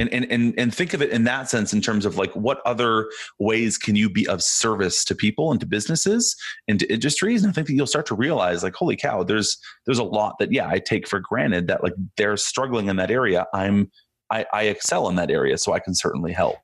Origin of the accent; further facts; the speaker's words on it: Canada; I'm Canadian